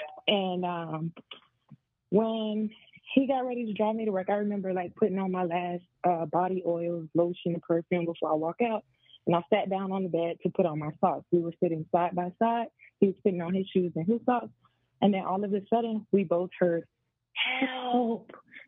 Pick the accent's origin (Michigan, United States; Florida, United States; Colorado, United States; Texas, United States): Florida, United States; I'm from Florida.